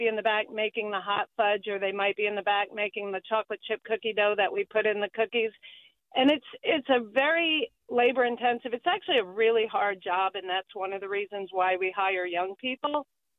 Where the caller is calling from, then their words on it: Sebastopol, California, United States; Hello. I am calling from Sebastopol.